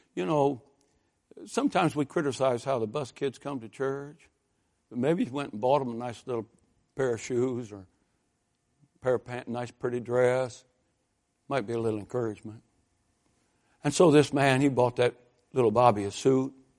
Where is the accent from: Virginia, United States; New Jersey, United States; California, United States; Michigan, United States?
Michigan, United States; Lansing; I grew up in a General Motors town. I mean, when those first Toyotas showed up in Lansing, Michigan